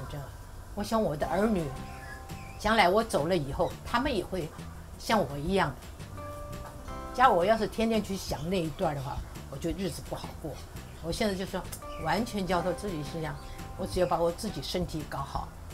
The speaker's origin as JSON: {"language": "Chinese", "country": "Taiwan", "tie": "born or raised there", "also_born_or_lived": "Weihai / Qingdao / Taipei / Keelung", "said": "我们来台湾，我爸爸就买的房子，买的罗斯福路跟那个和平西路那个地方。那是我就在上，呃，隆安国小，现在隆安国小进去的。那个后来我就在那里念到大概快四年级"}